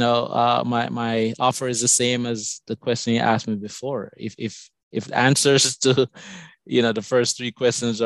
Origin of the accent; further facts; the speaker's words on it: Jamaica; accent: Jamaican; moved away as an adult; also born or lived in Madison, Wisconsin, United States; now in United States; My accent is from Jamaica. I came to this country many years ago for college